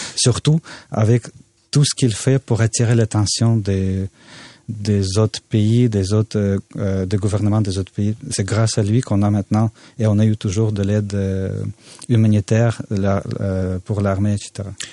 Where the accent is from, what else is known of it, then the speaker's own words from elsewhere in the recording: Odesa, Odesa Oblast, Ukraine; now in Canada; à Odessa, ma ville natale